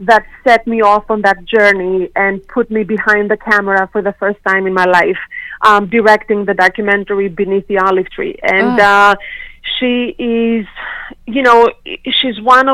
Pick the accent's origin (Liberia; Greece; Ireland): Greece; Sindos, Central Macedonia; moved away; back home in a small town in Greece, when I was born and raised in Europe